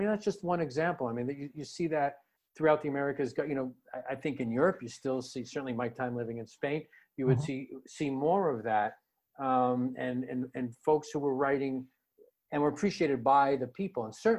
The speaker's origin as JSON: {"language": "English", "town": "Scranton", "region": "Pennsylvania", "country": "United States", "tie": "born or raised there", "said": "I would like to reach the audience of the family that I grew up in Scranton, Pennsylvania."}